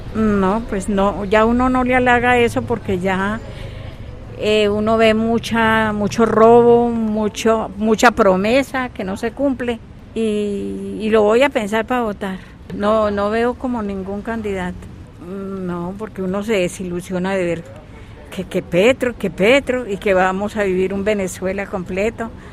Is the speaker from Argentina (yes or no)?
no; Colombia; como colombianos